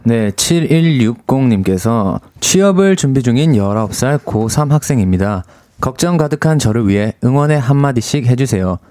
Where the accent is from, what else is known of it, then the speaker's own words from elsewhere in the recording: Busan, South Korea; accent: Busan dialect; moved away; 고향이 부산인데